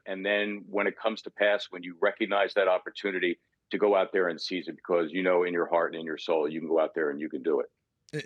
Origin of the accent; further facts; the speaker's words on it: Philadelphia, Pennsylvania, United States; I grew up in Northeast Philly, so being a Philadelphia sports fan, it's been my thing